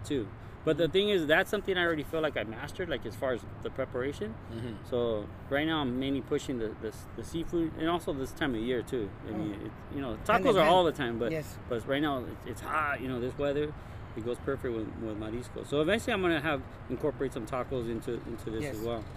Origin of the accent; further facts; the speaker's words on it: Los Angeles, California, United States; also born or lived in Monterey Park / Pasadena / South Pasadena; now in Whittier, United States; I was born in Monterey Park, right there on Monterey Pass, like East